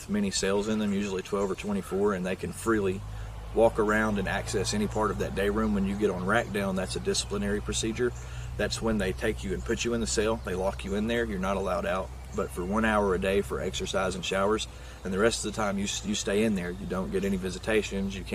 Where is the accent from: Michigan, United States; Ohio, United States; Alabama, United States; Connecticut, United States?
Alabama, United States; Limestone County; I grew up in Limestone County, Alabama